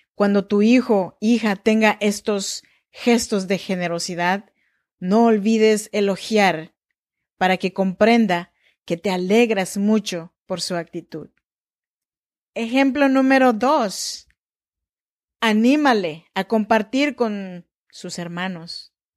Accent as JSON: {"language": "Spanish", "area": "Chinantla region", "region": "Oaxaca", "country": "Mexico", "said": "Yo soy mexicana, eh, oaxaqueña, de la región chinanteca"}